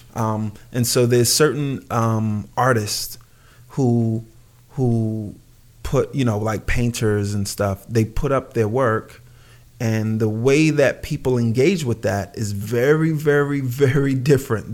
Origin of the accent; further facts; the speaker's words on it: New York City, New York, United States; where I lived in, where I grew up in Brooklyn.